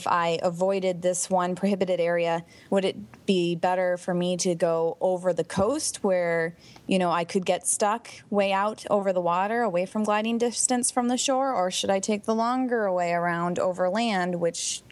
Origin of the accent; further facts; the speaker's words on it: Detroit, Michigan, United States; moved away as an adult; now in Washington, D.C., United States; I'm from Detroit